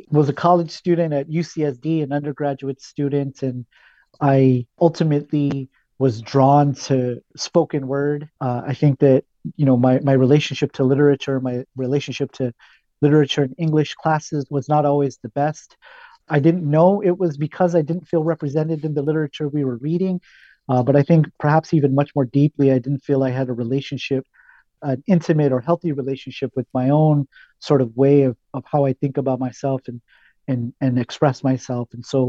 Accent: California, United States; You know, I grew up here in Southern California. And so, you know, I heard a lot of Spanish, a lot of Barrio Spanish, right?

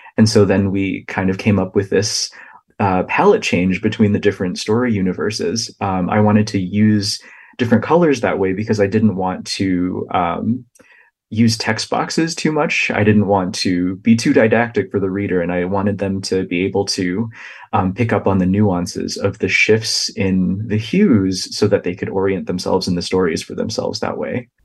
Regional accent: United States; the experiences of my own family that I observed kind of growing up in the United States and learning English

